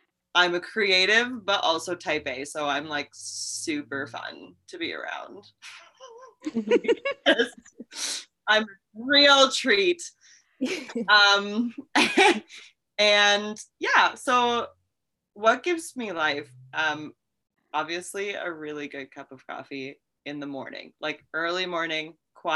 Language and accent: English; Milbank, South Dakota, United States; I grew up, born and raised in Milbank in a house that my dad built himself